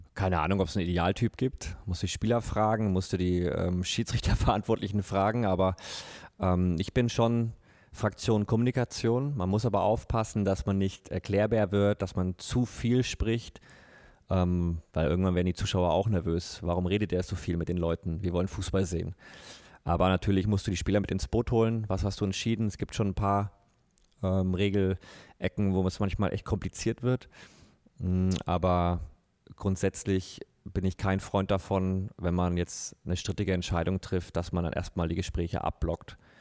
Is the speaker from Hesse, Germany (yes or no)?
no; Bavaria, Germany; bei uns in Bayern